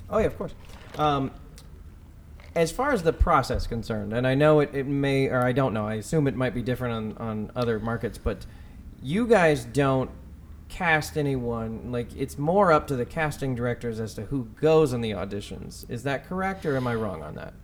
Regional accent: Texas, United States; moved away; I'm from Texas

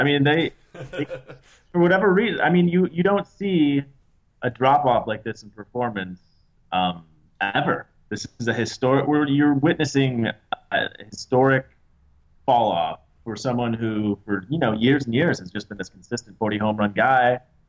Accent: Chicago, Illinois, United States; now in Los Angeles, United States; I'm from Chicago originally. Yes.

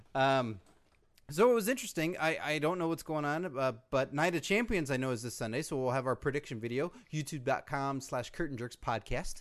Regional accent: United States; I am a real American

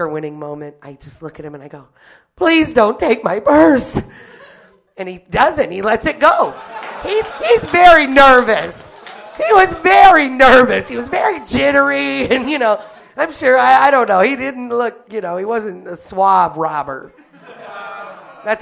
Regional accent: Detroit, Michigan, United States; I was born and raised in Detroit proper

